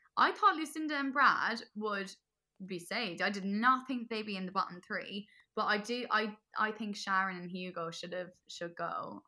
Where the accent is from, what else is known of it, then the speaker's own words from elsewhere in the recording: Cork, Munster, Ireland; Another Corker, like, my accent just comes back